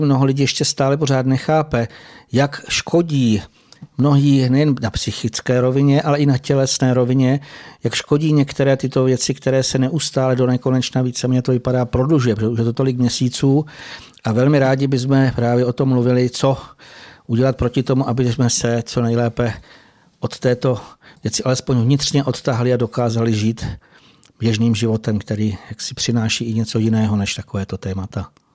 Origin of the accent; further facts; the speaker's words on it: Bohemia, Czechia; u nás v Čechách